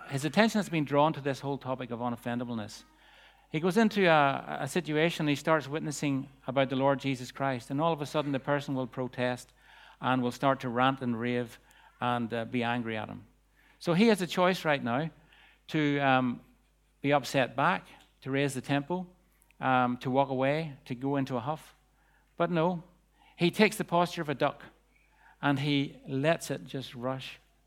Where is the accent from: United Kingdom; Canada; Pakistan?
United Kingdom; Bangor; the streets of Bangor, my hometown